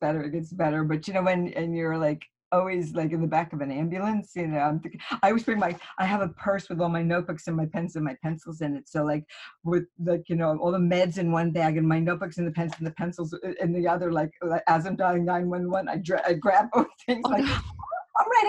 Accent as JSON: {"language": "English", "town": "Massapequa Park", "region": "New York", "country": "United States", "moved": "yes", "lives_now": "Florida, United States", "said": "I came from Massapequa Park"}